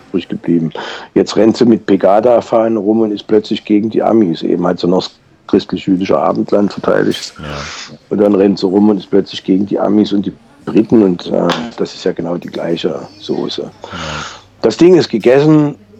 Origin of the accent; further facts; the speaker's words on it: Saxony, Germany; hier bei uns in Sachsen